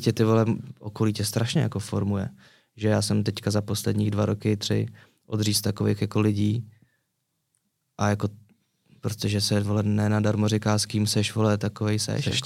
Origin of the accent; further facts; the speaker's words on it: Prague, Czechia; also born or lived in Řitka; now in Prague, Czech Republic; já jsem se narodil v Praze, pak jsem základka v Praze